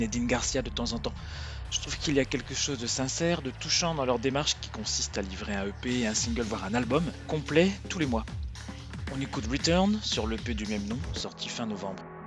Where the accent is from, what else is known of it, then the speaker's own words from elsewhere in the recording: France; on revient chez nous en France